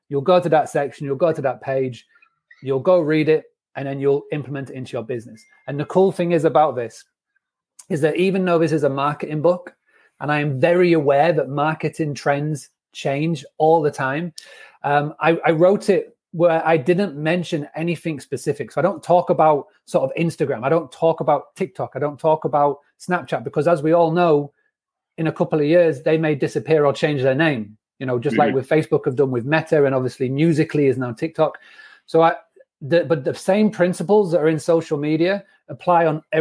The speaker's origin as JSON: {"language": "English", "town": "Scarborough", "region": "Yorkshire and the Humber", "country": "United Kingdom", "tie": "born or raised there", "also_born_or_lived": "United States", "moved": "as an adult", "said": "When I was growing up in Scarborough"}